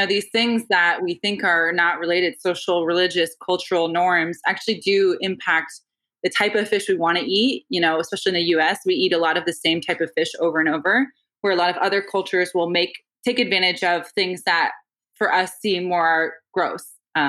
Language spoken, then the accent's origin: English; Northeast, United States; like a great example is I'm Irish Catholic from the Northeast, right?